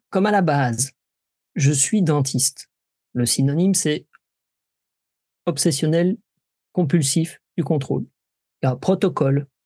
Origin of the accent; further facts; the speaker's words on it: Grand Est, France; En tant que Lorraine, ah, oui.